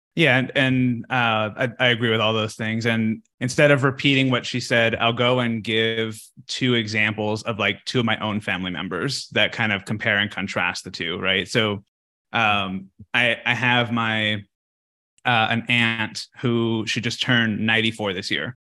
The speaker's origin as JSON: {"language": "English", "region": "Texas", "country": "United States", "moved": "yes", "said": "I'm from Texas, so we we have a like a, a ranch uh, back at home"}